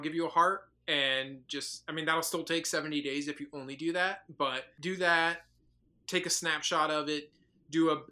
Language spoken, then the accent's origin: English; Northern Virginia, United States; I actually grew up in Northern Virginia